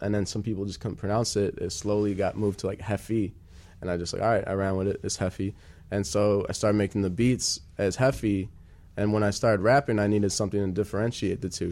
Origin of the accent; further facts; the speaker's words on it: Wheeling, Illinois, United States; I'm from Wheeling